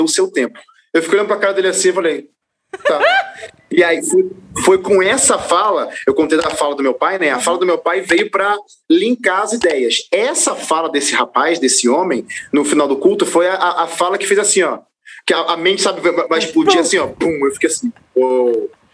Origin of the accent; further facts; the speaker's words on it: Rio de Janeiro, Brazil; moved away; eu sou natural do Rio de Janeiro